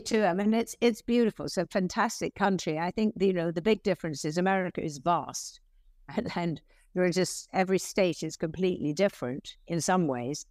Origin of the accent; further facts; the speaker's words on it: London, United Kingdom; accent: English; moved away as an adult; also born or lived in Hillingdon, Middlesex; now in United States; I grew up in, uh, Merton Park. It's very close to Wimbledon